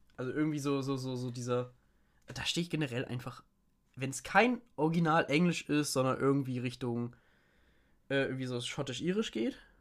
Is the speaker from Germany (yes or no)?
yes; Lower Saxony, Germany; ich bin halt kein Sachse, ich bin Niedersachse